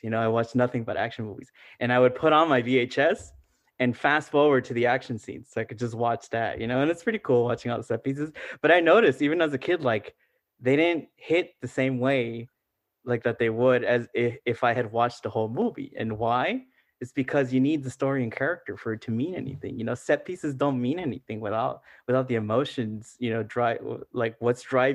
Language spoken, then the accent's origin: English; Los Angeles, California, United States; first language Spanish; English is a second language; My first language is Spanish. And no offense to the LAUSD, it's like I didn't learn English in school